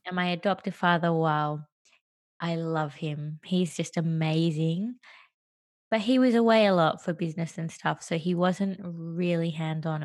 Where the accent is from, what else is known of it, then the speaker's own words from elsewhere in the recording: Australia; first language English; also born or lived in Sri Lanka / Western Australia / New York; I was adopted and I grew up in Australia